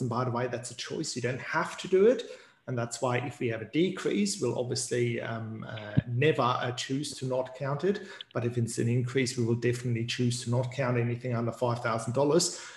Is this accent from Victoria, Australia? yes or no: no; Queensland, Australia; I, don't want to boast being a Queenslander again